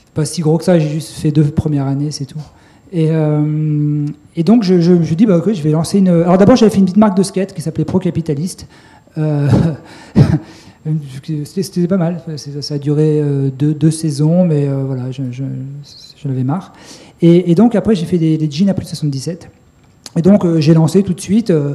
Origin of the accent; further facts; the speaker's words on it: Grenoble, Auvergne-Rhône-Alpes, France; je suis de Grenoble